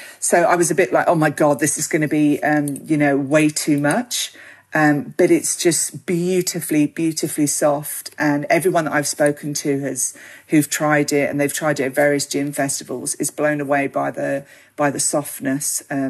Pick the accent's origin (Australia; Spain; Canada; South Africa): Australia; You know, we have a huge Italian community, we have a huge Greek community